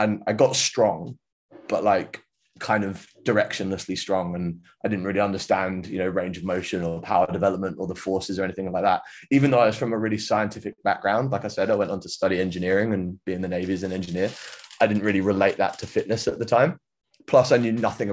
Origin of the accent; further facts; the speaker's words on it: United Kingdom; now in Sydney, Australia; I'm a Brit in Sydney.